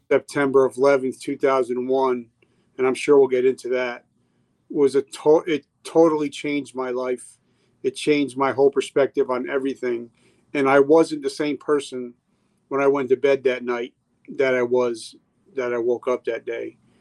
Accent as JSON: {"language": "English", "region": "New Jersey", "country": "United States", "tie": "born or raised there", "said": "I grew up in New Jersey"}